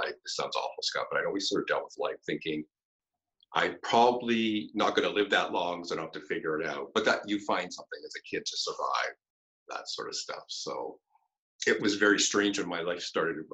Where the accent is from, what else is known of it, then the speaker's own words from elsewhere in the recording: Campbellford, Ontario, Canada; I grew up in a small little hockey town in Canada in the 70s called Campbellford